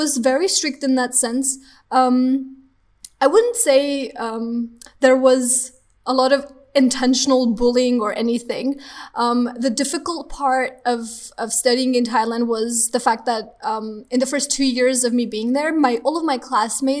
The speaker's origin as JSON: {"language": "English", "country": "Armenia", "said": "I'm from Armenia"}